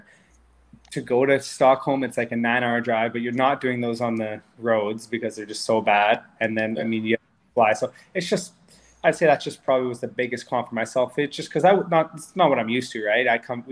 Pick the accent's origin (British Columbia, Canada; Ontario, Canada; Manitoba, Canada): Manitoba, Canada; moved away; also born or lived in Sweden; I grew up in Manitoba, so like cold was never really an issue.